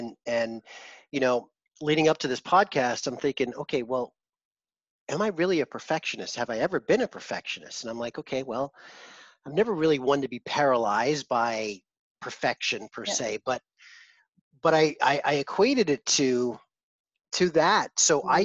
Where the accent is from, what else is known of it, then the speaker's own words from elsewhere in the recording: East Coast of the United States, United States; moved away; also born or lived in Manhattan / Los Angeles / Vancouver; I grew up in the East Coast of the States, then I lived in Manhattan and LA and Vancouver